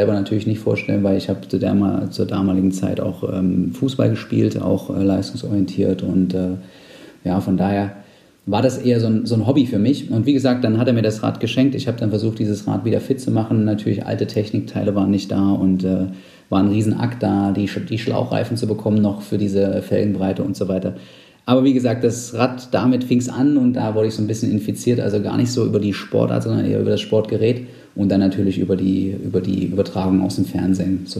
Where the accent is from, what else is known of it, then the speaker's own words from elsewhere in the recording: Saxony-Anhalt, Germany; ich komme aus Sachsen-Anhalt ursprünglich